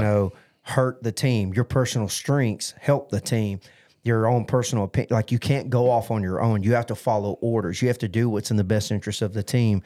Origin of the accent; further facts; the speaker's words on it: United States; as an American